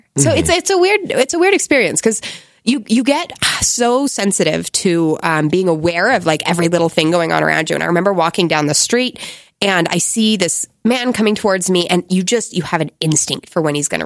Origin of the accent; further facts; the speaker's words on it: United States; moved away as an adult; also born or lived in Egypt; I'm an American.